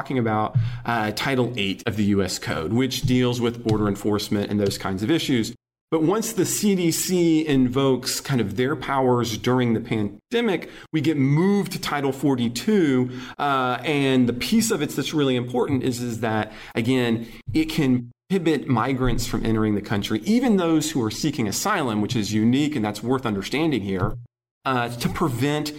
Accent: United States; moved away; back in my hometown

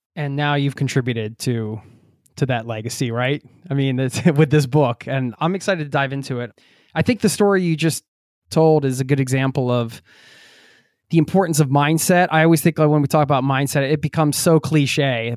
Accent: outside of Philadelphia, Pennsylvania, United States; I grew up outside of Philadelphia

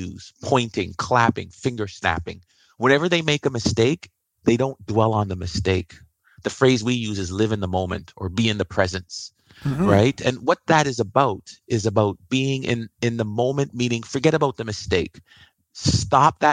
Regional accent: Canada; also born or lived in Iowa; I'm Canadian

